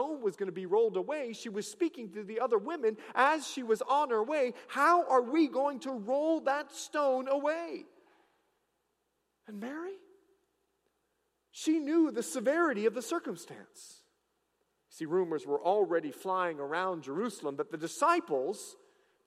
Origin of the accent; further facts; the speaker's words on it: Bahamas; I'm from the Bahamas.